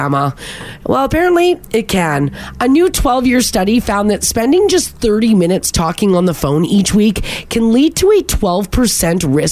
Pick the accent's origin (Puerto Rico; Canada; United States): Canada; we're Canadian